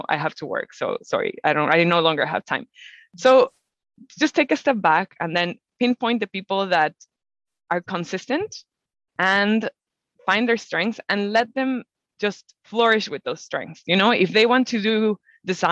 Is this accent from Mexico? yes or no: yes; Mexico; I'm from Mexico and I'm a biologist. I've always loved nature. So I was very lucky to grow up in a country that is one of the most biodiverse in the world.